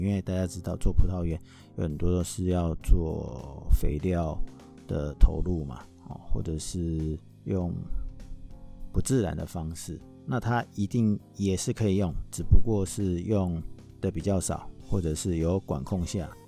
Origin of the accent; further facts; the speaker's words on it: Taiwan; 我们台湾人